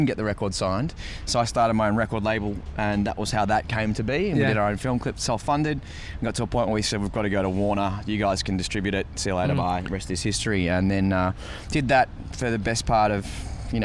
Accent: Australia; moved away as an adult; now in United States; we got on the boats and in 2014 we arrived here

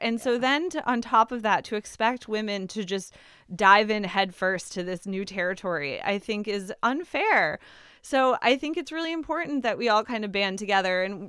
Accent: New England, United States; I'm born and raised in New England. I love being a New Englander. I wouldn't trade it in.

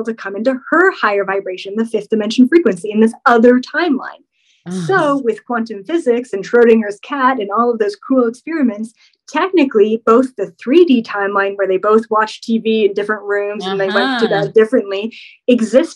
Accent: Canada; I'm Canadian.

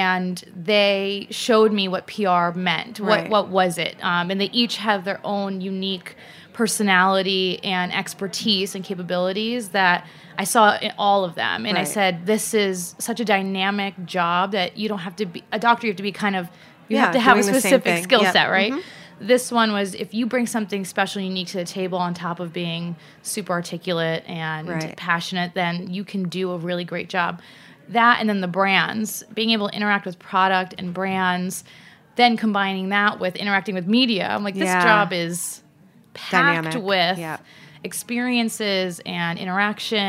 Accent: Connecticut, United States; I grew up in Connecticut, so not very far away from the city

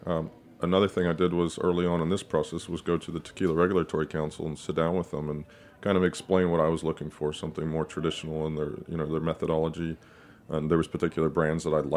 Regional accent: Texas, United States; I grew up in Texas

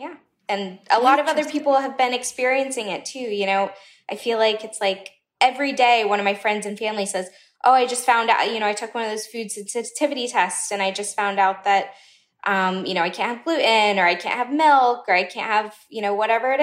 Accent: Southern United States, United States; I'm American, I'm Southern

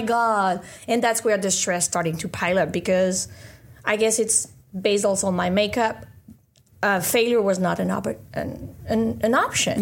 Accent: France; moved away as an adult; also born or lived in Caribbean / London; I studied biomedical engineering in France, where I was born

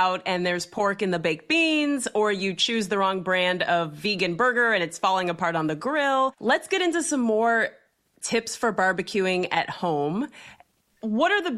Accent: Ohio, United States; I'm from Ohio, so I know exactly what a Buckeye is.

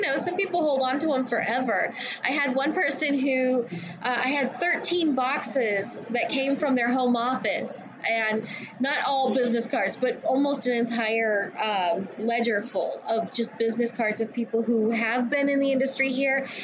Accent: Riverside County, California, United States; I am from Riverside County

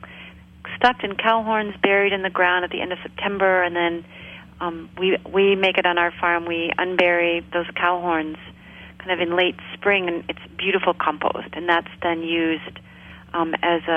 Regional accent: Maine, United States; I grew up here in Maine. I grew up in a really rural area

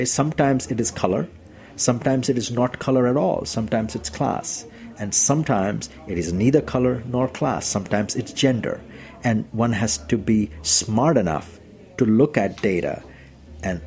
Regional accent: India; now in United States; I'm Indian.

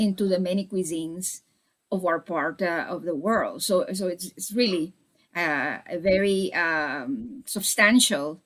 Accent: Santiago de Cuba, Cuba; came from actually my hometown. They were Spaniards who had settled in Santiago de Cuba

